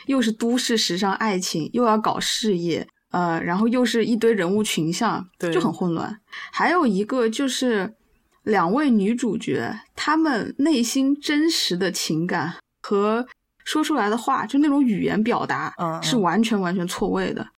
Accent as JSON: {"language": "Chinese", "country": "China", "said": "沉默基本上都快成我们中国人的关键词了"}